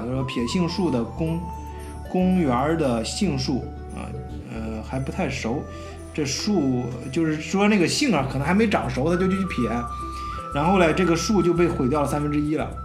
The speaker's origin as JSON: {"language": "Chinese", "country": "China", "moved": "yes", "lives_now": "Germany", "said": "我们中国人，呃，叫韭菜"}